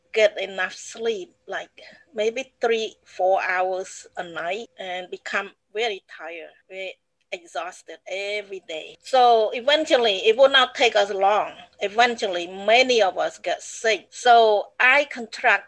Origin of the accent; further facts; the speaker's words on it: Battambang, Cambodia; English is a second language; moved away as an adult; also born or lived in Phnom Penh; now in United States; Battambang, that's my hometown